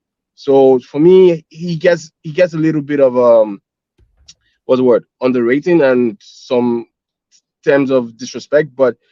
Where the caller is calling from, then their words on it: Toronto, Ontario, Canada; Hi, Sophie. I'm in Toronto right now.